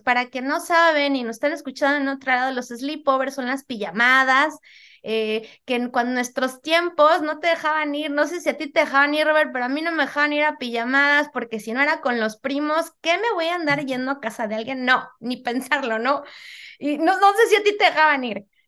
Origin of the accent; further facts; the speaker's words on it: Mexico City, Mexico; moved away as an adult; now in United States; yo soy originaria de la Ciudad de México